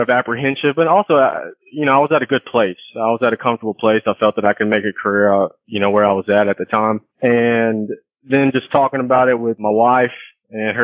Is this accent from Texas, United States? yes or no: yes; El Campo, Texas, United States; I'm a small town guy, so I grew up in El Campo, Texas